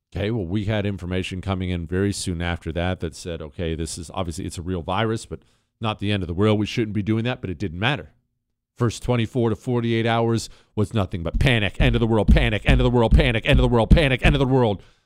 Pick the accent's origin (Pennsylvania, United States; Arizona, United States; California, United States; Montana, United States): Montana, United States; moved away as an adult; my hometown of Montana.